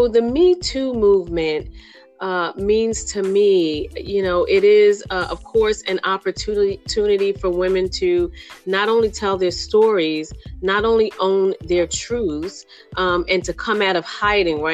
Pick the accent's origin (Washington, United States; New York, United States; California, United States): New York, United States; New York City; I am from New York City. I grew up in Brooklyn, New York